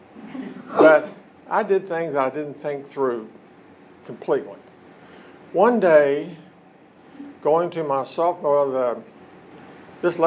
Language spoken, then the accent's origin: English; Hamlin, West Virginia, United States; I was born and raised in West Virginia, in Lincoln County. County seat is Hamlin.